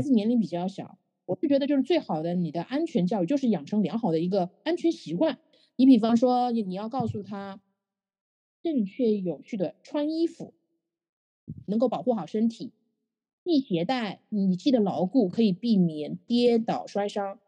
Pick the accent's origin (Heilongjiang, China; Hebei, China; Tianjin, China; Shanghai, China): Shanghai, China; 我们上海话